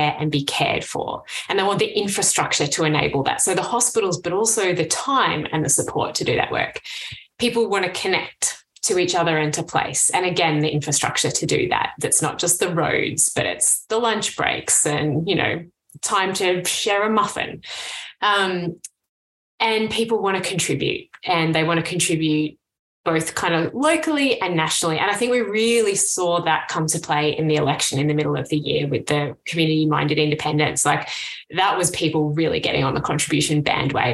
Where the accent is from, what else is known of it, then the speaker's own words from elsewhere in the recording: Canberra, Australian Capital Territory, Australia; So I grew up in Canberra, right? The hometown of the public servant